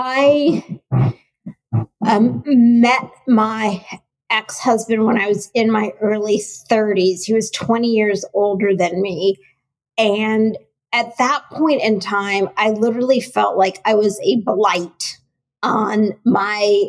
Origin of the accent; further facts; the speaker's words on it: United States; I grew up in the U.S.